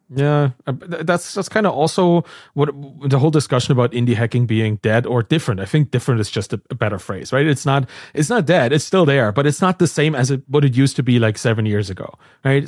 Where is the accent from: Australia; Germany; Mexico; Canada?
Germany; East Germany; I'm from East Germany